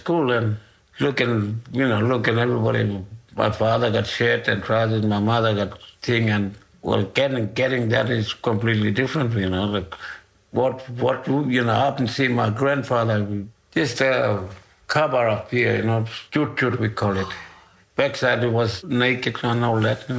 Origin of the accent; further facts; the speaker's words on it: Ngukurr, Northern Territory, Australia; I'm from Okul